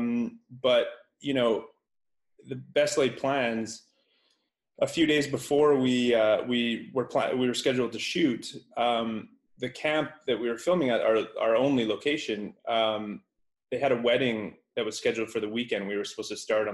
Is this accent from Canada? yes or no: yes; Canada; I'm from Canada